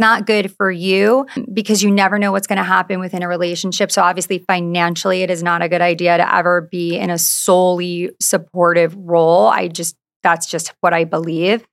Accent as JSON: {"language": "English", "area": "Long Island", "region": "New York", "country": "United States", "tie": "born or raised there", "moved": "as an adult", "lives_now": "Orange County, United States", "said": "I grew up on Long Island, so close to the city"}